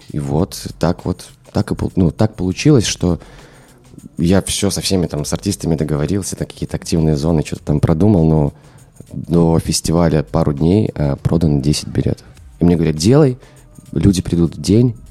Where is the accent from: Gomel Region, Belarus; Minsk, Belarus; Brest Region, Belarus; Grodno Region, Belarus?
Minsk, Belarus; я из Минска